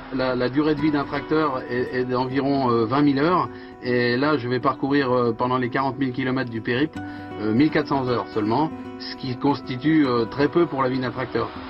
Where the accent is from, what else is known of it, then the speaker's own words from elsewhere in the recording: Sougy, Centre-Val de Loire, France; Je suis originaire de Beauce, donc de, de Sougy, quoi, dans le Loiret.